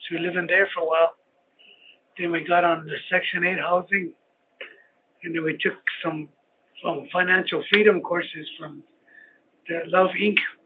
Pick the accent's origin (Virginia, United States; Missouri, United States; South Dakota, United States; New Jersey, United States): South Dakota, United States; Cheyenne River Sioux Tribe reservation; moved away as an adult; now in Rapid City, United States; I'm from the Cheyenne River Sioux Tribe, and that's like 3 hours drive east, northeast from here